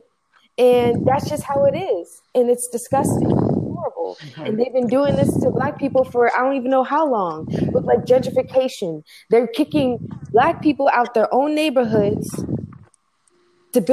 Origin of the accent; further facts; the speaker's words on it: United States; I'm American, you know, unfortunately born and raised